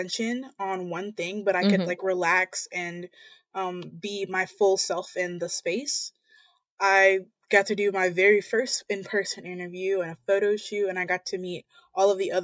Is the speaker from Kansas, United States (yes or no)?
no; Montgomery, Alabama, United States; I'm from the Deep South, Montgomery, Alabama